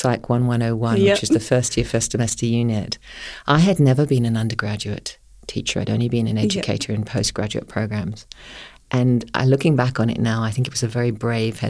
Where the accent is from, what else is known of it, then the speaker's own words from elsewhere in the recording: United Kingdom; accent: UK; moved away as an adult; now in Perth, Australia; I trained in the UK, if you can't tell from my accent